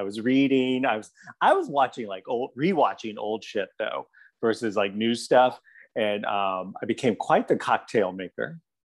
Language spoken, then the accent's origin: English; Charleston, South Carolina, United States; I was born and raised in the South, and the Charleston that I live in now is not the Charleston I grew up in.